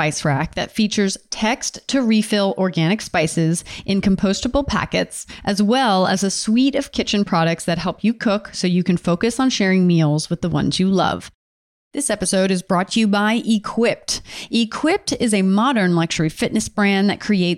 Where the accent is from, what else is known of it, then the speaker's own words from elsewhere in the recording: Delaware, United States; I'm from Delaware, so East Coast